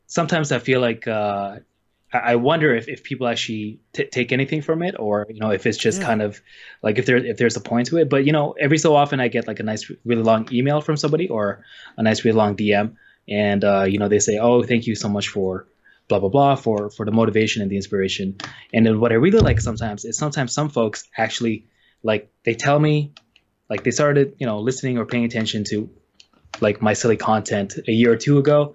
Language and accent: English; Canada; moved away as an adult; also born or lived in Gunma, Japan; now in Yokohama, Japan; I'm originally from Canada, and I've been here in Japan for just about 10 years now